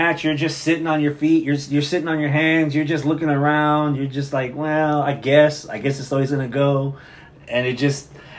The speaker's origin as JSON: {"language": "English", "region": "the South", "country": "United States", "said": "we're from the South."}